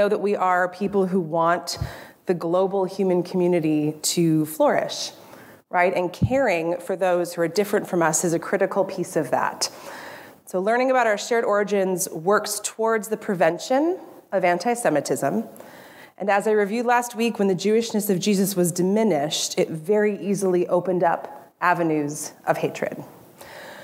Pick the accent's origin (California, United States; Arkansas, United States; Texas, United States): California, United States; moved away; I grew up in California